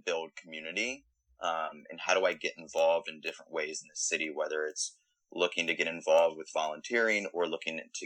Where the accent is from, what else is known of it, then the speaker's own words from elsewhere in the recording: Frederick, Maryland, United States; moved away as an adult; now in Austin, United States; I was born and raised in Maryland, and I went to the University of Maryland.